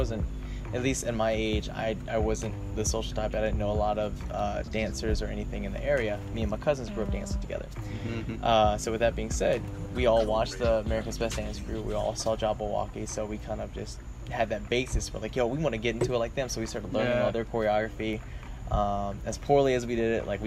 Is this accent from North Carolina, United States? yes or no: yes; Raleigh, North Carolina, United States; I am from Raleigh, North Carolina